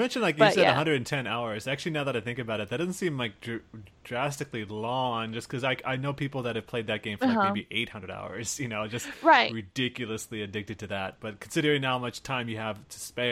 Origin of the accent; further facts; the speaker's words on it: Des Moines, Iowa, United States; we're from Iowa